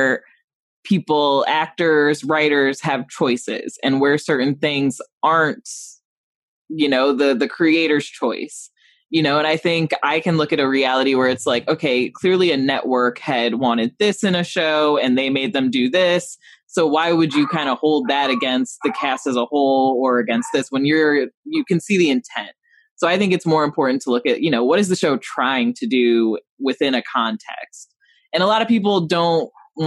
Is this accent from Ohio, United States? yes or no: no; Rockford, Illinois, United States; growing up in Rockford